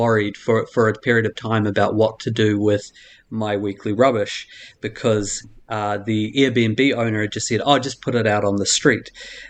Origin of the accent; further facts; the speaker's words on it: New Zealand; moved away; The biggest culture shock for me, actually being a New Zealander, was the difference in how people treat their rubbish and recycling here compared to New Zealand.